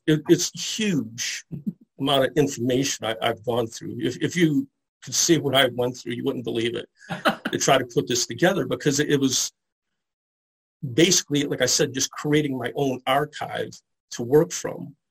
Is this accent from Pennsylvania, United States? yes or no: no; Detroit, Michigan, United States; I'm from the Detroit area, and I grew up around a lot of, uh, uh of the early Comic Cons